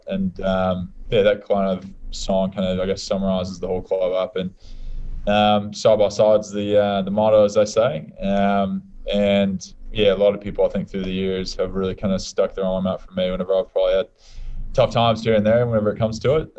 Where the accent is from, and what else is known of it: United States; moved away as an adult; now in Australia